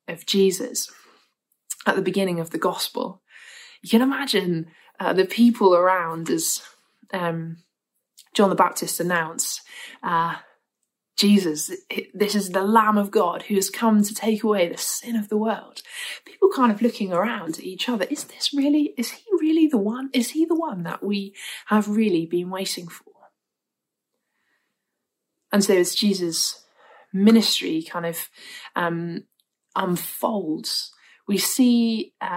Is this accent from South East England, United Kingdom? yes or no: yes; Winchester, South East England, United Kingdom; the church I grew up in Winchester